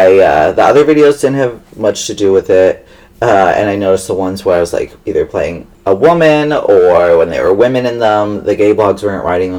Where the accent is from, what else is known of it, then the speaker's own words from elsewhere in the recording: Long Island, New York, United States; Long Island, New York.